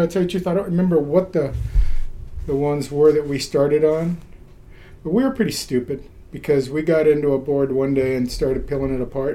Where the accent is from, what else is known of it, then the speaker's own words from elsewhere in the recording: Paramount, California, United States; also born or lived in Ventura; I was born in Ventura and I grew up in Paramount, which is inland Lakewood, Long Beach area.